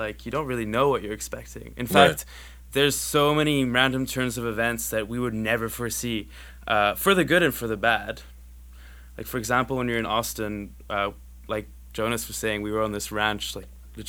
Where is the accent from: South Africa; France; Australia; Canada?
Canada; Like, we're this band from Canada.